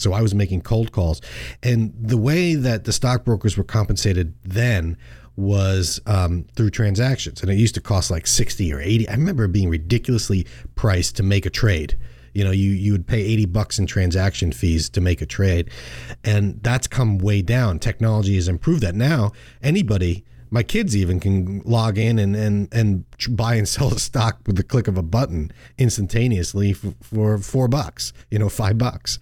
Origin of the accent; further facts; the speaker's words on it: Long Island, New York, United States; growing up on Long Island, we, we called it Fluke